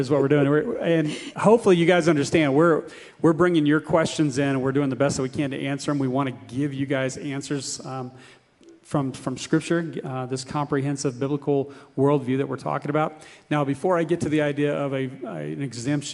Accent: United States; As Americans, we're raised with this individualism

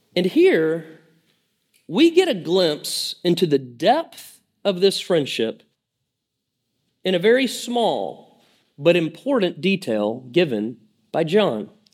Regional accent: Lake Lanier, northeast Georgia, United States; I grew up on Lake Lanier. Uh, it's in northeast Georgia, about an hour, uh, north of Atlanta

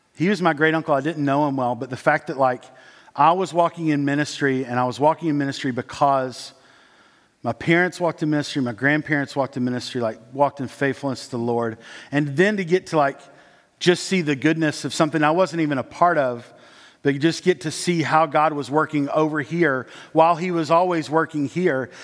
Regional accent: Dandridge, Tennessee, United States; I grew up in East Tennessee. There are little cities all around East Tennessee. I was in Dandridge

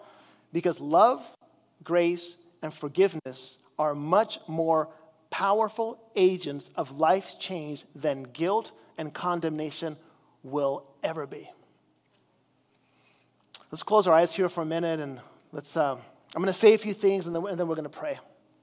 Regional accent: Chile; As you know, I grew up in Chile as a missionary there

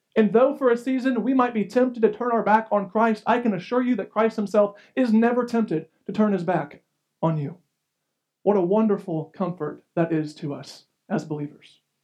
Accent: United States; as an American

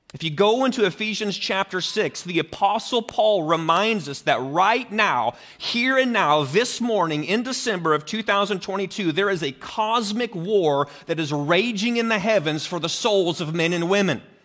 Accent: Greene County, Illinois, United States; So I grew up in Greene County. The center of Greene County is Carrollton, Illinois

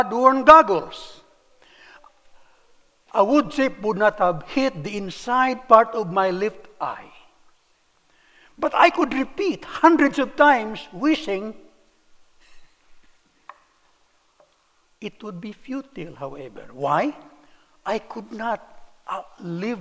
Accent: Philippines; moved away as an adult; also born or lived in Cebu City, Philippines; now in United States

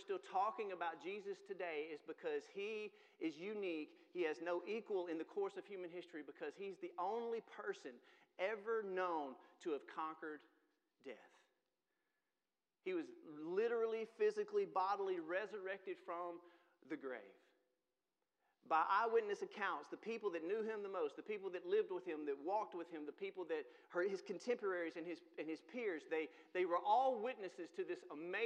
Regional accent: Mississippi, United States; now in Tennessee, United States; I'm from Mississippi

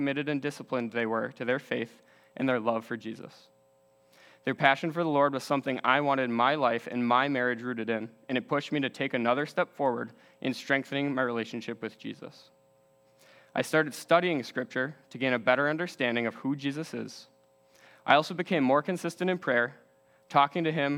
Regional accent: West Bend, Wisconsin, United States; Growing up in West Bend, Wisconsin, my family lived a very good life

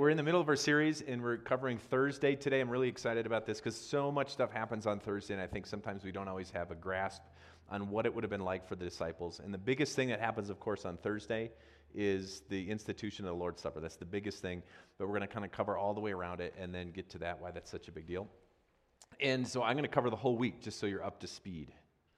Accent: Wisconsin, United States; also born or lived in South Dakota; now in Colorado, United States; I grew up in Wisconsin

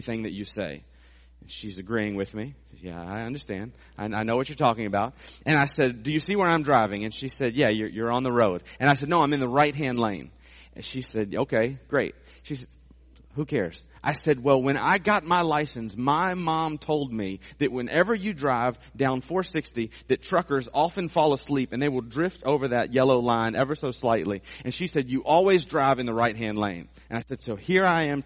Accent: Suffolk, Virginia, United States; the area that I grew up in Suffolk

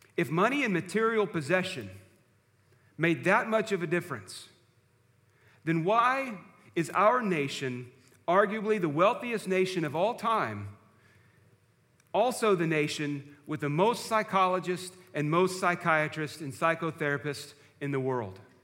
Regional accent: George West, Texas, United States; growing up in First Baptist Church at George West

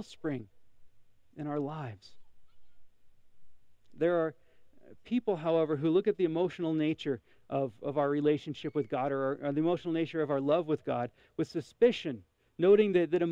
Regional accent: Montana, United States; a young man growing up in Montana

